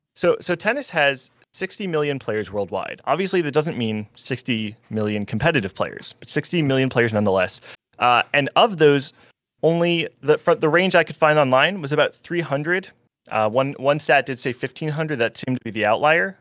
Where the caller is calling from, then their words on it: New Jersey, United States; I'm calling from New